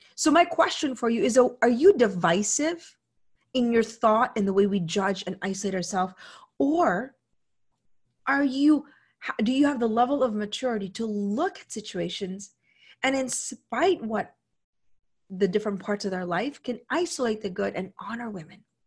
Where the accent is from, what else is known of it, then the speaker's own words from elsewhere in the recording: Philippines; moved away; also born or lived in United States; I come from the Philippines